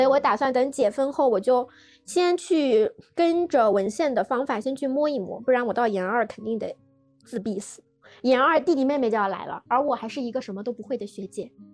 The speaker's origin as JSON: {"language": "Chinese", "region": "Shanghai", "country": "China", "tie": "born or raised there", "said": "我是一个土生土长的上海人"}